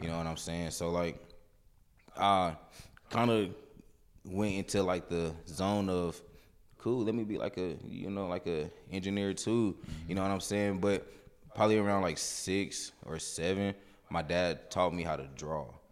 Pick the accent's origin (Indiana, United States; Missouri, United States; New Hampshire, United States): Missouri, United States; Kansas City; I grew up here in Kansas City, uh, mainly from, like, out south